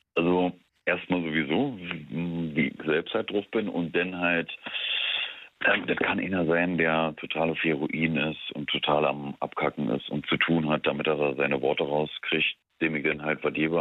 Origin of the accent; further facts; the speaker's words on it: Brandenburg, Germany; now in Berlin, Germany; zugezogen eigentlich Brandenburger